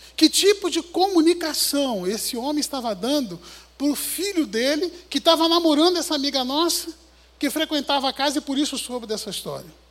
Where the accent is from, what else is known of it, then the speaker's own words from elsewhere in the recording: Rio de Janeiro, Brazil; como um bom carioca de chinelo